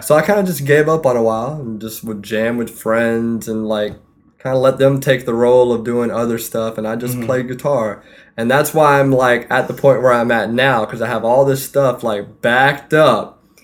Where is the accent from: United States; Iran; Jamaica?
United States; Fayetteville, North Carolina; moved away; I'm from Fayetteville, North Carolina